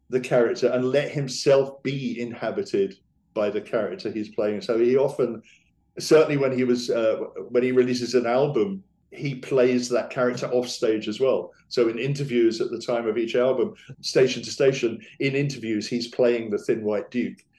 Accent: England, United Kingdom; bear in mind, I'm English, so I don't know what I'm talking about with American history, but or geography even.

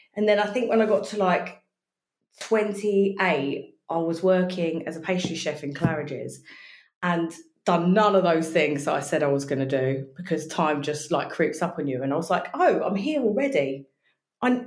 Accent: Brighton, South East England, United Kingdom; now in Essex, United Kingdom; I'm actually from Brighton.

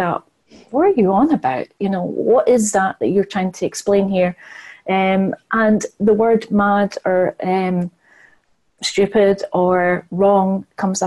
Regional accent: United Kingdom; being British

